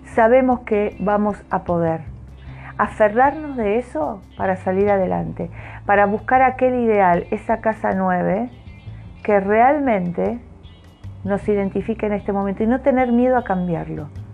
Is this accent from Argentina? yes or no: yes; Argentina; los que somos argentinos